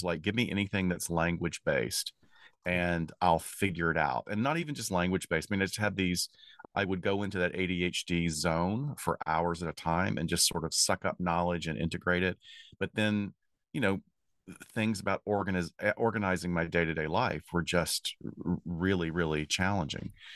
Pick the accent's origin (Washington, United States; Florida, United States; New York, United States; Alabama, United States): Alabama, United States; also born or lived in Chicago; now in Los Angeles, United States; I grew up in Alabama